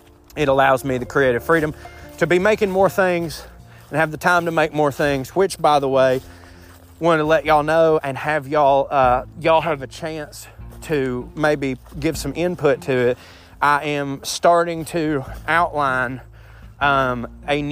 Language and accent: English; the South, United States; I was raised a man in the South